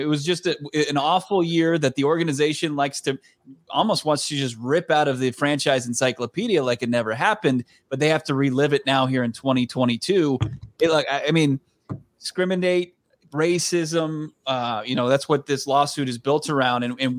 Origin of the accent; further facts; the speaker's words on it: Washington, District of Columbia, United States; I grew up on the East Coast. I grew up in D.C.